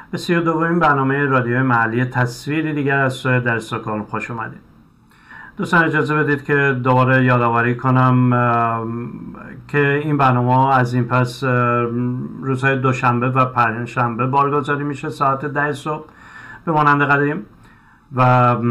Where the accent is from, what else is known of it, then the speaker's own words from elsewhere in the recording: Iran; moved away as an adult; حالا بنا به دلایلی ما از ایران اومدیم به دنبال یه زندگی بهتر